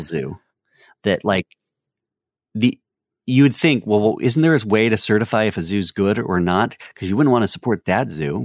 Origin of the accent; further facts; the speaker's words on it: North Carolina, United States; I'm from North Carolina